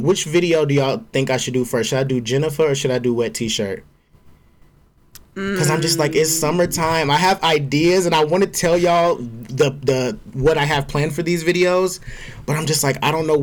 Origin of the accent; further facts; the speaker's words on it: Georgia, United States; as a Black gay man growing up in the South, in Georgia